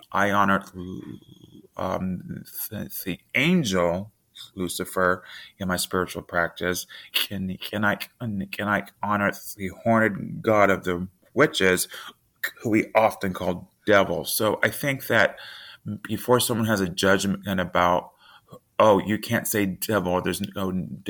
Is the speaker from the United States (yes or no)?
yes; the South, United States; I was raised in the South